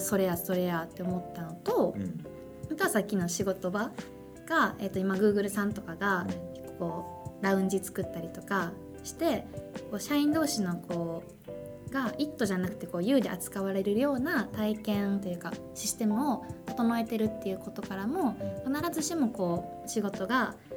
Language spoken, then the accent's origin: Japanese; Kansai, Japan; moved away as an adult; たまたま私関西から来てるんで、うん、関西組で